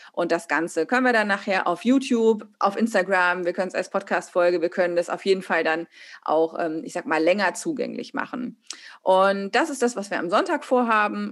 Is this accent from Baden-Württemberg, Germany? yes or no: no; Hesse, Germany; Wir kommen aus der gleichen Region in Hessen